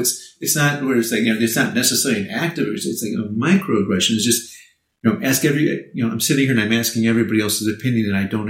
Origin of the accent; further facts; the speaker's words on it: Japan; Well, I'm from Japan. And, of course, they get confused. But once they realize that we spoke Japanese, then they wanted to practice Japanese.